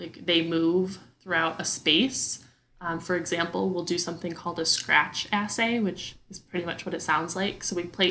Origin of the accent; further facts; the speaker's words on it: Wisconsin, United States; moved away as an adult; also born or lived in Madison, Wisconsin; now in Texas, United States; my hometown folk in the great state of Wisconsin